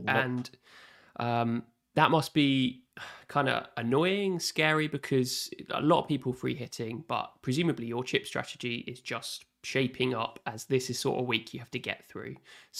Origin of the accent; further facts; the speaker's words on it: Southampton, South East England, United Kingdom; That's a really good point about the right mid spot because I am actually from Southampton. That's where I live.